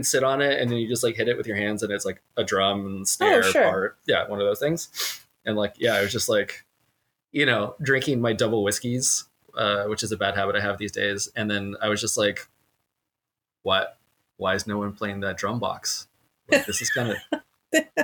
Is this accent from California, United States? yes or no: yes; San Diego, California, United States; we're from San Diego